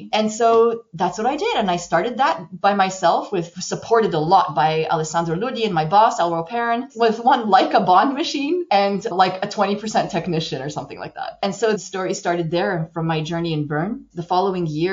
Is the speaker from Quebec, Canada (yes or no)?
yes; Montreal, Quebec, Canada; moved away; I'm actually from Montreal, Canada. So I'm a Canadian. I was educated at McGill